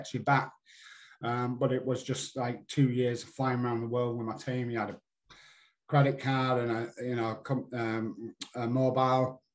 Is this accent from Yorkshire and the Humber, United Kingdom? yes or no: yes; Yorkshire and the Humber, United Kingdom; being a Yorkshireman